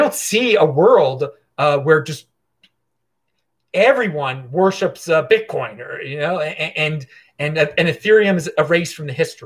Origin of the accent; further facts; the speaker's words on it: Baltimore, Maryland, United States; now in Asheville, United States; where I'm from originally, Baltimore. But right now I'm in Asheville, North Carolina